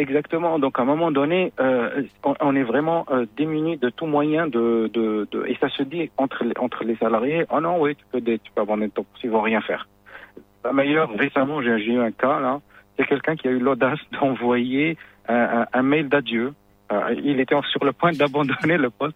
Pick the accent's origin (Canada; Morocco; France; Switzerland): Morocco; chez nous au Maroc